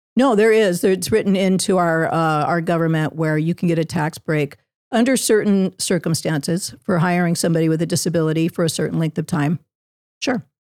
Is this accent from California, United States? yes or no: yes; Southern California, United States; also born or lived in Virginia; I was born in Virginia, but raised in Southern California.